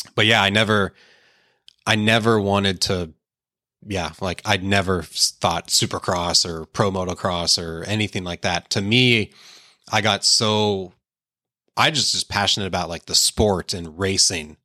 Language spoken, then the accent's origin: English; Pittsburgh, Pennsylvania, United States; also born or lived in Painesville, Ohio; we only lived there till I think I was three or four years old and then went to Pittsburgh. And, yeah, I grew up in Pittsburgh